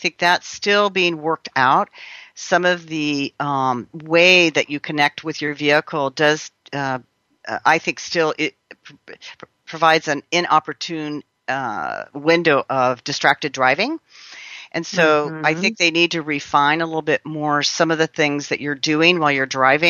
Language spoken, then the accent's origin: English; California, United States; I'm a Californian